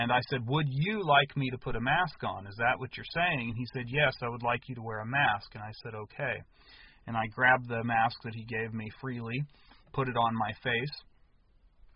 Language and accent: English; United States; I was born in the United States to American-born parents